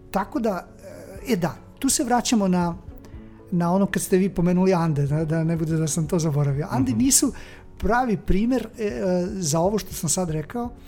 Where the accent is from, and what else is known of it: Serbia